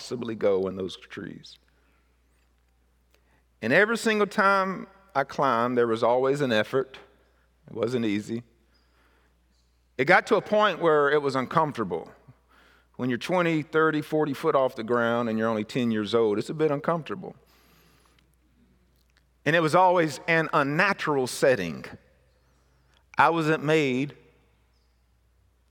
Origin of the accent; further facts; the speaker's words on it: Mississippi, United States; Where I was raised in Mississippi was an area that where very big pine trees was raised